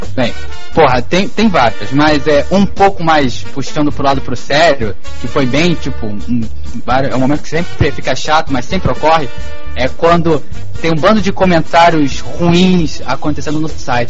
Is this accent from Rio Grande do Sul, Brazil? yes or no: no; Rio de Janeiro, Brazil; eu voltaria para minha terra, já Paguá